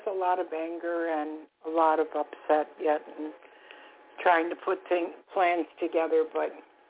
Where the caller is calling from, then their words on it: Florida, United States; I'm calling from Florida.